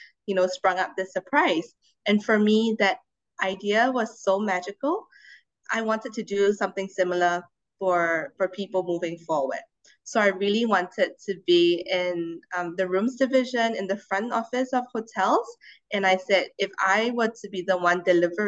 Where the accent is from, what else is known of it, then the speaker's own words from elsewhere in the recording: Singapore; having lived most of my life in Singapore, we are a very politically and economically stable country